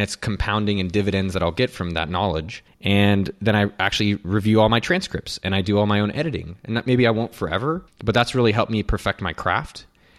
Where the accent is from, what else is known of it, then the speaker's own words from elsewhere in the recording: California, United States; I'm from the Bay Area, so we say hella.